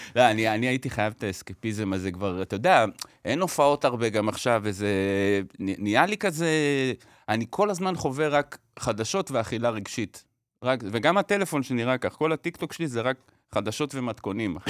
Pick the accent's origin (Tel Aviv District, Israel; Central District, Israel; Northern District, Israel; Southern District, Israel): Tel Aviv District, Israel; Bat Yam; אני גדלתי בבת ים